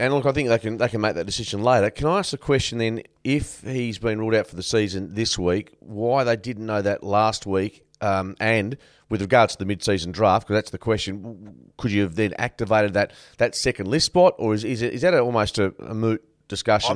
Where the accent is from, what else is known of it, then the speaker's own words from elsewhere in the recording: Canada; I was born in Canada.